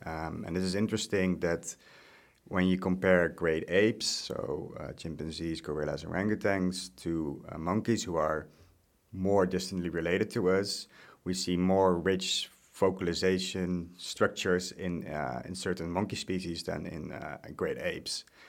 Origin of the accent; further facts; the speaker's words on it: Netherlands; moved away as an adult; also born or lived in Groningen; now in Osnabrück, Germany; I'm from the Netherlands. I'm not originally German.